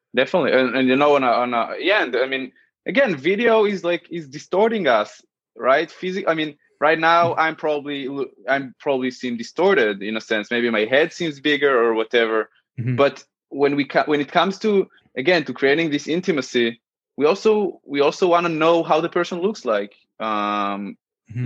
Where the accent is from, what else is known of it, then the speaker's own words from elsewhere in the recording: Central District, Israel; moved away as an adult; now in New York, United States; I'm originally from Israel, as I mentioned, uh, the central area. I spent most of my life there, uh, okay. 21 years uh, in specific.